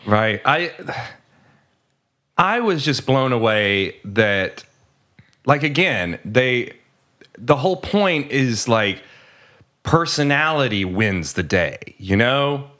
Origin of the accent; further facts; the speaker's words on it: United States; I'm an American. I'm not French.